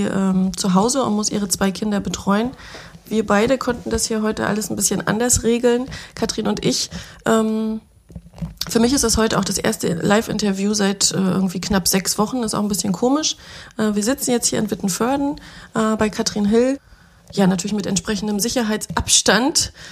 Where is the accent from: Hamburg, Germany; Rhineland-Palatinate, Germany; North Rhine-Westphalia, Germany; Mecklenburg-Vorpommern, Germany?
Mecklenburg-Vorpommern, Germany; Schwerin; Jahrgang 80, die Journalistin, geboren in Schwerin, Mecklenburg